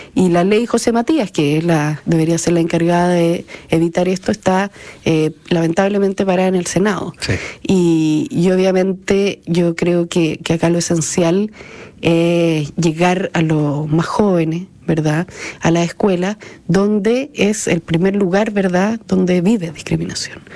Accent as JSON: {"language": "Spanish", "country": "Chile", "said": "como sociedad chilena nos falta muchísimo"}